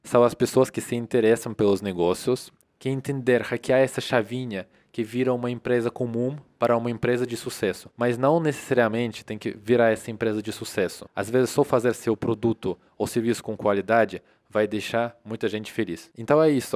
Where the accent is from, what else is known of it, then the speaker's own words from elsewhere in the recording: Russia; Portuguese is a second language; now in Brazil; eu sou da Rússia